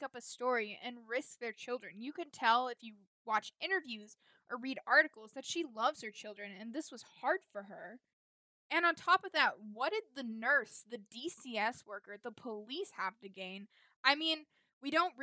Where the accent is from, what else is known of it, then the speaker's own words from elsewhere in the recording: Indiana, United States; my home state of Indiana